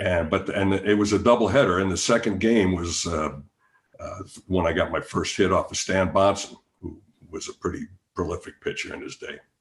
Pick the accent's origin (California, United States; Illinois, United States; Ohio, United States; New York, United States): Illinois, United States; Chicago; I'm from Chicago